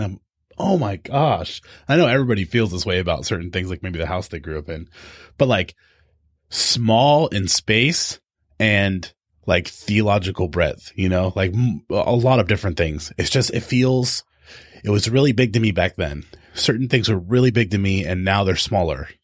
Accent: Tehachapi, California, United States; moved away; also born or lived in O'Brien, Oregon; I grew up in Tehachapi, which is this tiny little mountain town

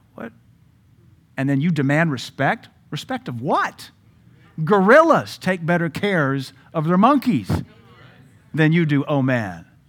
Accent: United States; an American man and a pastor

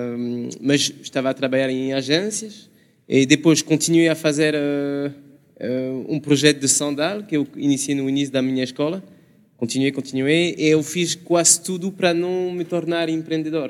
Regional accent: France; Portuguese is a second language; now in Portugal; sou francês

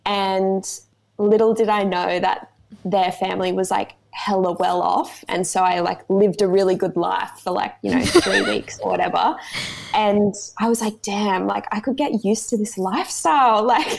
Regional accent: Sunshine Coast, Queensland, Australia; also born or lived in Brisbane, Australia / Mackay, Australia / France; So I grew up in the Sunny Coast. When I was 17, I moved to Brisbane to do my degree.

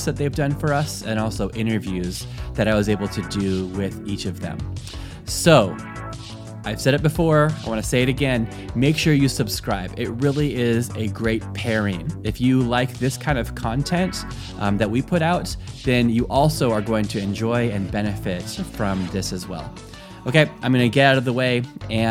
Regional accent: Fallbrook, California, United States; moved away as an adult; also born or lived in Germany; now in Cork, Ireland; I was born and raised in Fallbrook, which is actually, I was thinking, kind of halfway between Temecula and Vista

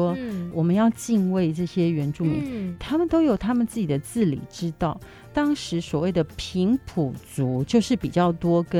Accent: Taiwan; 我觉得我们台湾人好有水准啊

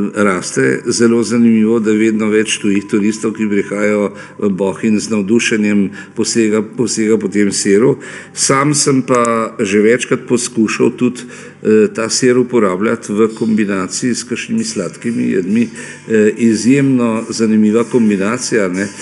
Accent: Slovenia

